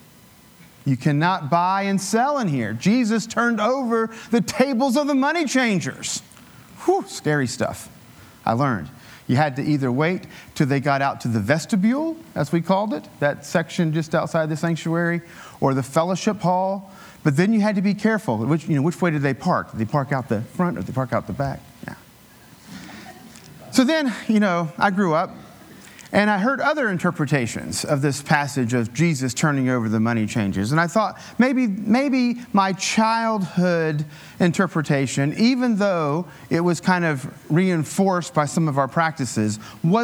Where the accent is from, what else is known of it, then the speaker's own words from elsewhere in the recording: Appalachian Mountains, United States; I grew up in the Appalachian Mountains. It was, you know, rural